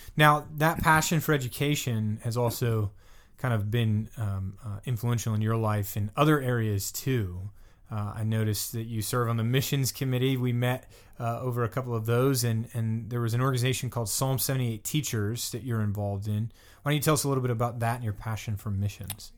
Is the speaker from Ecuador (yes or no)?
no; the South, United States; now in Pittsburgh, United States; I'm from the South, so, you know, Lafayette is a big thing down there